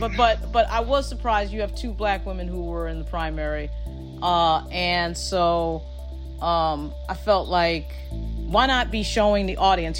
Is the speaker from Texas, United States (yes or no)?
no; Long Island, New York, United States; also born or lived in Bronx, New York; I grew up on Long Island, but I was born in the Bronx.